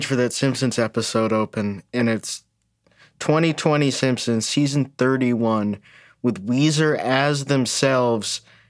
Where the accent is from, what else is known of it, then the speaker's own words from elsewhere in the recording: United Kingdom; Because I'm British.